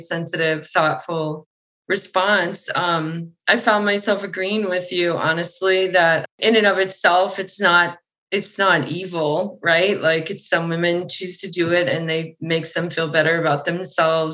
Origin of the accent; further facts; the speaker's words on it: Boston, Massachusetts, United States; I was from Boston